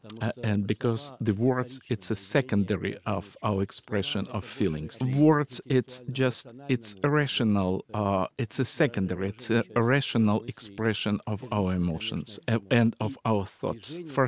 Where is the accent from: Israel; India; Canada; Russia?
Russia; Siberia; born there; And after the war ended, I was born in Siberia, taiga.